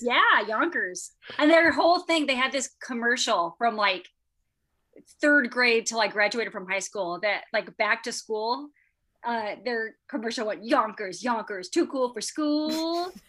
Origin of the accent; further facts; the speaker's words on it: Waterloo, Iowa, United States; University of Northern Iowa was in my hometown